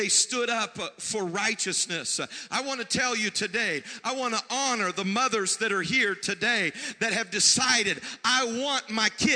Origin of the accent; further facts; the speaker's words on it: the Bible Belt, United States; I was raised in the Bible Belt in the 80s.